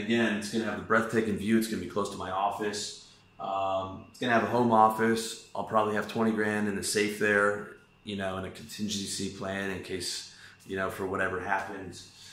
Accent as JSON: {"language": "English", "country": "Canada", "also_born_or_lived": "Taiwan", "moved": "yes", "said": "I'm Canadian. That's where my passport's from"}